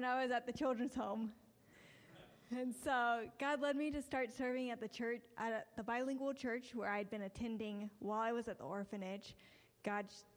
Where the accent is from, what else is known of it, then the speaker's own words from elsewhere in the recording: Prattville, Alabama, United States; moved away as an adult; now in Mexico; I am from here, and I grew up in Prattville.